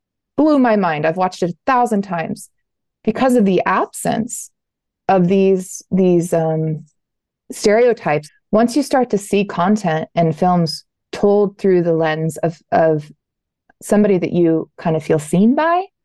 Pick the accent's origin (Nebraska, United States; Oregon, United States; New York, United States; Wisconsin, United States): Oregon, United States; Southern; my background is growing up in Southern Oregon